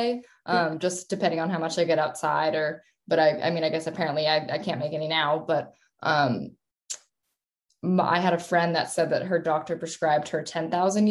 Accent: Philadelphia, Pennsylvania, United States; moved away as an adult; also born or lived in Southern California; now in Connecticut, United States; I grew up around Philadelphia

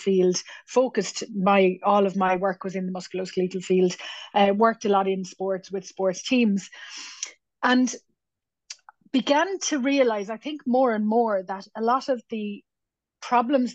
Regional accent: Cork, Munster, Ireland; I born and raised in Cork

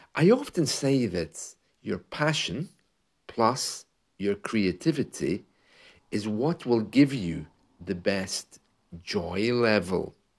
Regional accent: United Kingdom; As a British man who has lived and worked in the U K

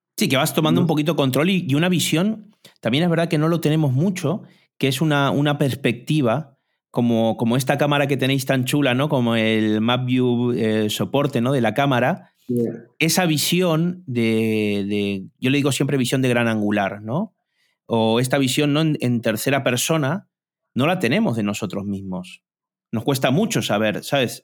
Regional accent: Argentina; soy argentino también

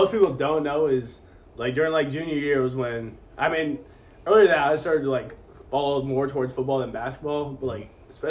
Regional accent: Chapel Hill, North Carolina, United States; Yeah, growing up in Chapel Hill, like that's ingrained on you.

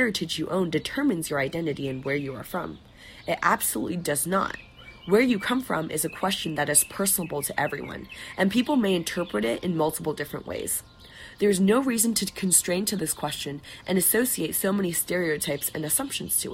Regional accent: Shanghai, China; moved away; I always say I'm from Shanghai when being asked

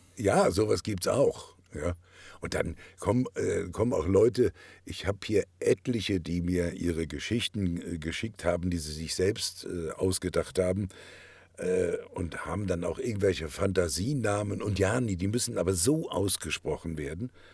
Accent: Kiel, Schleswig-Holstein, Germany; accent: Norddeutsch; moved away; Ich komme ja aus Kiel

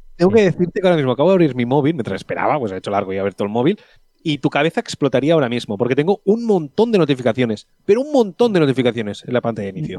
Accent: Tiana, Catalonia, Spain; mi pueblo, de Tiana

